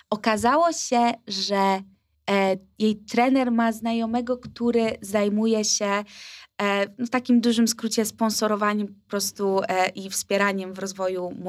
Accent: Wrocław, Lower Silesian Voivodeship, Poland; Kurczę, my jesteśmy z Wrocławia, a nam się nie chce.

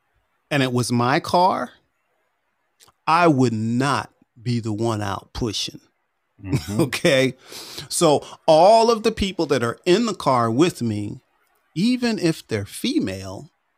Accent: Northeast, United States; moved away; I grew up in the Northeast also.

